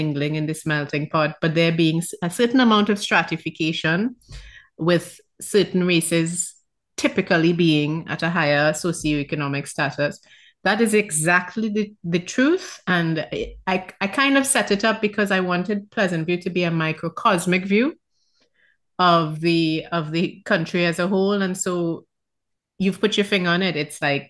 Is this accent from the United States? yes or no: no; Trinidad & Tobago; I'm from Trinidad